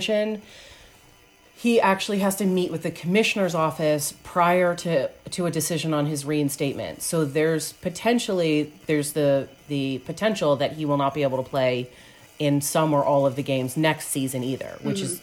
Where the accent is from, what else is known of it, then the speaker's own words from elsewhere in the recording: outside Philadelphia, Pennsylvania, United States; I grew up outside Philadelphia